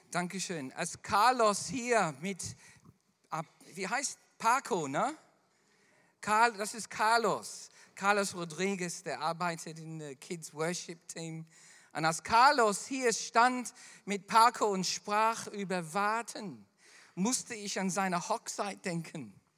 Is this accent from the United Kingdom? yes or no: no; Melbourne, Victoria, Australia; da, wo ich groß geworden bin in Melbourne, gibt es dann zwei Stunden äh, von Melbourne entfernt eine Insel